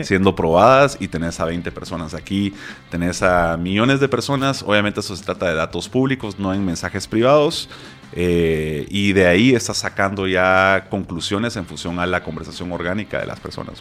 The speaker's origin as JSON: {"language": "Spanish", "country": "Guatemala", "said": "en Guate porque soy de Guate"}